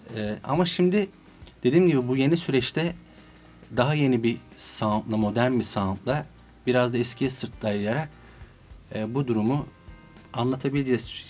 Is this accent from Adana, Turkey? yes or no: yes; Adana, Turkey; now in Istanbul, Turkey; doğma büyüme Adanalıyım